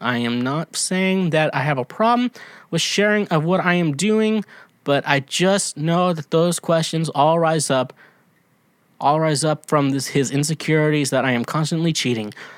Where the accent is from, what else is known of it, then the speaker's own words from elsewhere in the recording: Kansas, United States; accent: Midwest; I'm from Kansas